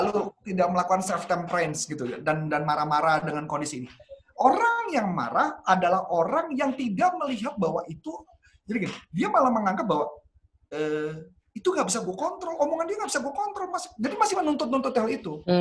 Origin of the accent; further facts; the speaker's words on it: Indonesia; Ya karena gue ngerasa gue warga negara Indonesia, gue orang